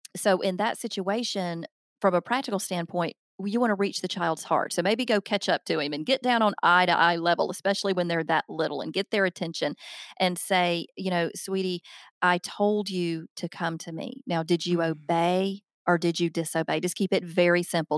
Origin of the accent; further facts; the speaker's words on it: the South, United States; accent: Southern; now in Alabama, United States; I'm obviously from the South.